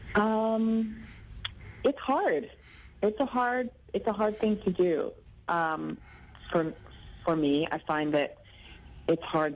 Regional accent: Ontario, Canada; I'm an actor from Ontario. I live in Toronto

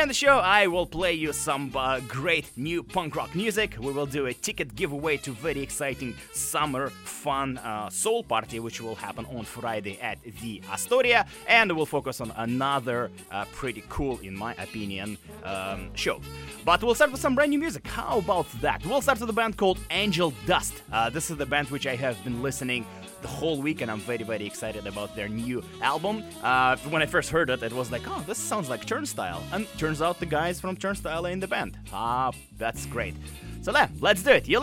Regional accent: Novosibirsk, Novosibirsk Oblast, Russia; accent: Russian; English is a second language; moved away as an adult; now in Vancouver, Canada; I was actually born in Novosibirsk, and I lived there till I was 22.

